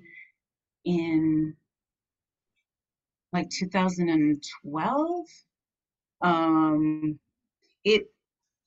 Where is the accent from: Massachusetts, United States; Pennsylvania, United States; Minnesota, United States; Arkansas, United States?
Massachusetts, United States; Amherst; I grew up in Amherst, Massachusetts